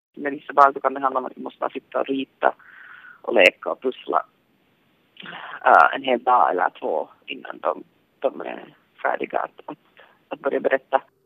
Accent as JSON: {"language": "Swedish", "country": "Finland", "moved": "as an adult", "lives_now": "Los Angeles, United States", "said": "jag är från Finland."}